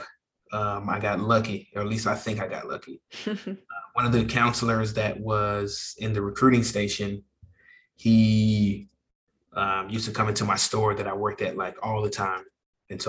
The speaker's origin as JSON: {"language": "English", "town": "St. Louis", "region": "Missouri", "country": "United States", "tie": "born or raised there", "moved": "yes", "said": "I was born and raised in St. Louis, Missouri"}